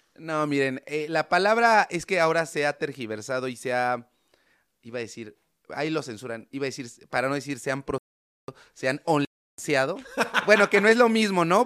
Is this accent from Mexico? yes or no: yes; San Martín Texmelucan, Puebla, Mexico; En el pueblo de donde yo soy, que se llama San Martín Texmelucan, que es un pueblito que está cerca de Puebla